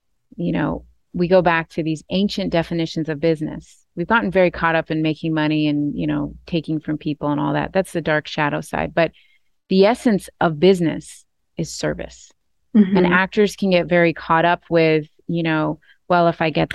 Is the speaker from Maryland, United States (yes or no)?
no; Maine, United States; I'm from Maine. I'm from the East Coast.